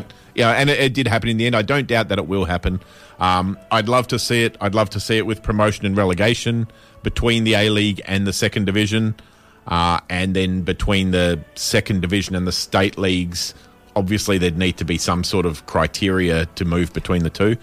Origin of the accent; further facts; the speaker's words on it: Western Australia, Australia; being West Australian